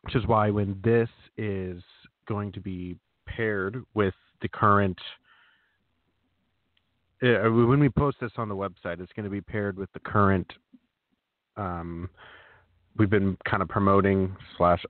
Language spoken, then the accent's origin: English; Turlock, California, United States; now in Kansas City, United States; Grew up in Northern California in the great city of Turlock